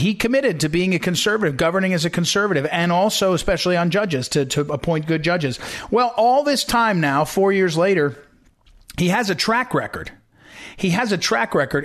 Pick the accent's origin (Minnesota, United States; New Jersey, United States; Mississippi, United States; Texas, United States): New Jersey, United States; western; moved away as an adult; also born or lived in Missouri; now in Northern Virginia, United States; I grew up in a little town in western New Jersey